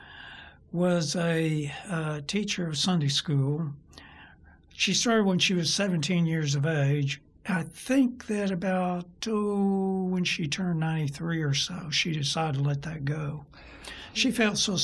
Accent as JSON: {"language": "English", "town": "Dallas", "region": "Texas", "country": "United States", "tie": "born or raised there", "said": "I was reared in Dallas, did most of my education in Dallas"}